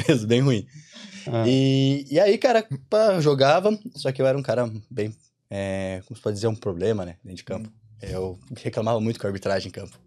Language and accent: Portuguese; Curitiba, Paraná, Brazil; moved away as an adult; now in Ireland; sou de Curitiba. Estamos aqui vivendo a experiência de intercâmbio na Irlanda